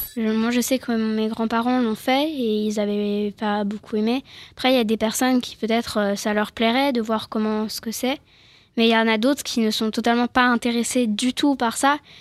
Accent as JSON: {"language": "French", "country": "France", "tie": "born or raised there", "said": "je suis française, je suis née ici"}